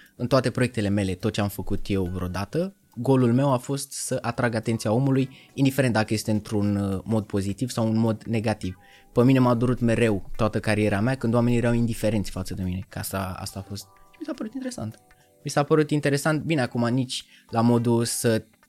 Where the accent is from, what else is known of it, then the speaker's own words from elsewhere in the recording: Romania; accent: heavy Eastern European accent in English; moved away as an adult; also born or lived in England; eu am accent când vorbesc în engleză, nu am prins de British accent, vorbesc bine, mă exprim bine, doar că am accentul greoi de prusnac.